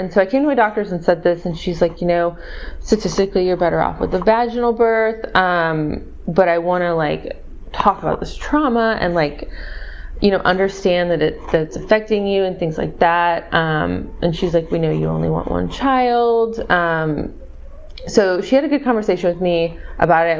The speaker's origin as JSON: {"language": "English", "region": "Missouri", "country": "United States", "also_born_or_lived": "Austin, Texas", "moved": "yes", "lives_now": "San Antonio, United States", "said": "I'm from Missouri"}